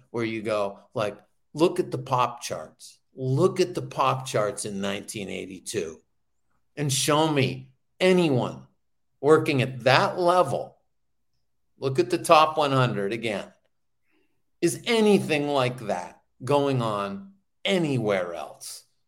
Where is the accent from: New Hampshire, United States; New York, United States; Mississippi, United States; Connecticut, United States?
New Hampshire, United States; growing up in New Hampshire